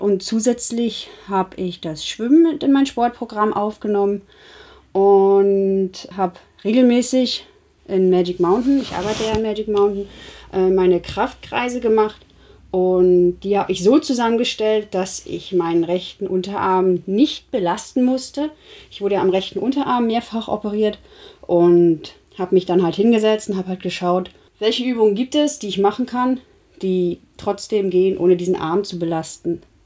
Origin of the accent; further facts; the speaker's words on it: Rostock, Mecklenburg-Vorpommern, Germany; ich komme ja aus Rostock